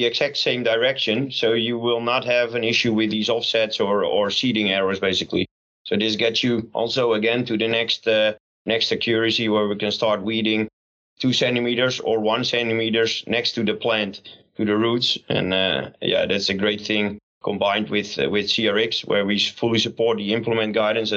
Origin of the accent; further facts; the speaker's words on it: Netherlands; English is a second language; we're here from the Netherlands